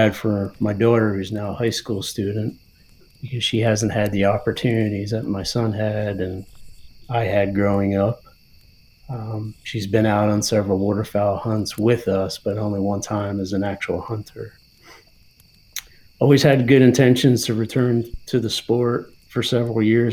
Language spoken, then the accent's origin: English; New Jersey, United States; now in Pennsylvania, United States; I grew up hunting small game and waterfowl in high school in New Jersey